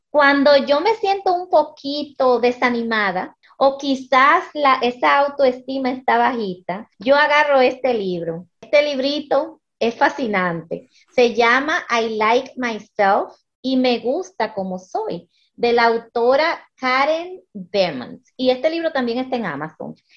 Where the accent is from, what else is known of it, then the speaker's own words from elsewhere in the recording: United States; now in Dominican Republic; yo nací, me crié en, Estados Unidos, pero mis padres eh, son dominicanos